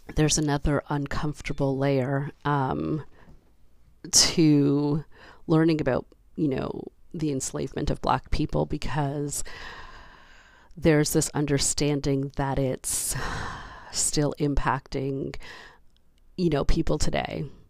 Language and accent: English; Canada; as a Canadian